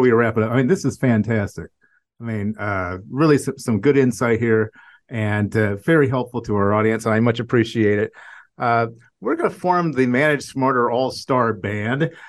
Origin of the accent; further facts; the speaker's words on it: Ohio, United States; I'm from Ohio